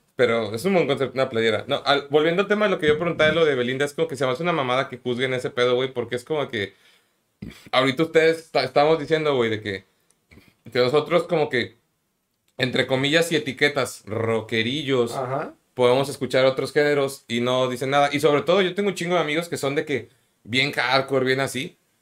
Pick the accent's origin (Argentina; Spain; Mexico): Mexico; also born or lived in Puebla; now in Monterrey, Mexico; Yo crecí en la Ciudad de México y en Puebla